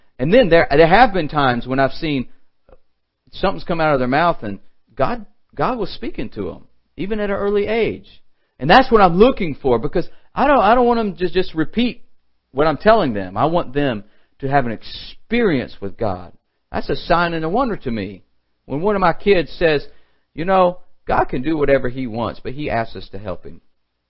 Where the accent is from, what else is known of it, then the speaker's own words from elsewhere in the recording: LaGrange, Georgia, United States; I remember the fried chicken growing up in LaGrange, Georgia, Troup County.